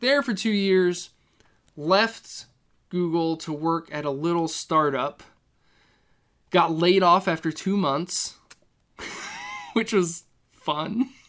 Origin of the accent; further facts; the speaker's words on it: Elizabethtown, Kentucky, United States; moved away as an adult; now in Minneapolis, United States; Elizabethtown, Kentucky. So, it's, like, central Kentucky